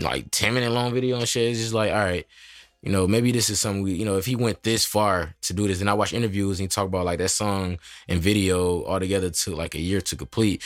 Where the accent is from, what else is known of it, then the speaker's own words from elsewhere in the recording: Michigan, United States; I'm from Michigan.